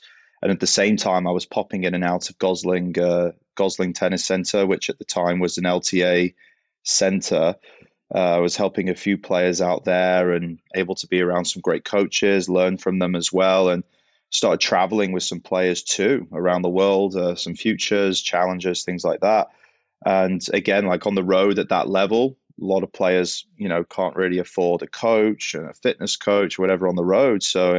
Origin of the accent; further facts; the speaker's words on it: Southport, North West England, United Kingdom; Yeah, well, obviously not American. I'm English. Grew up in Southport, close to Liverpool.